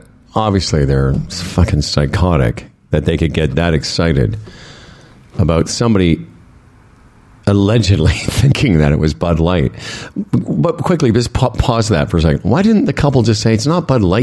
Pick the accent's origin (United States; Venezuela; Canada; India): Canada; Moose Jaw, Saskatchewan; now in Toronto, Canada; I'm from Moose Jaw